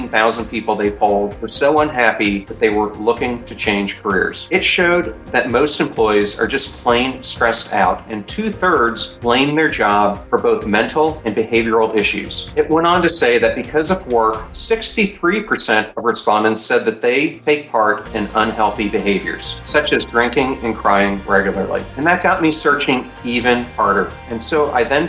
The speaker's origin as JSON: {"language": "English", "town": "York", "region": "Pennsylvania", "country": "United States", "tie": "born or raised there", "said": "growing up in York, Pennsylvania"}